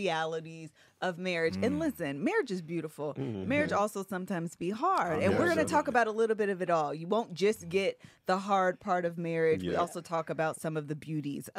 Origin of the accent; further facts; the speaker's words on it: Green Cove Springs, Florida, United States; I'm from Green Cove Springs, Florida.